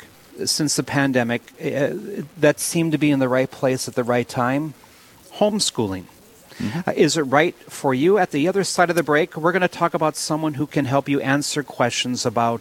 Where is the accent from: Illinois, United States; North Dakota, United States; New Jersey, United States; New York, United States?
North Dakota, United States; Williston; moved away; Williston is my hometown where I was born.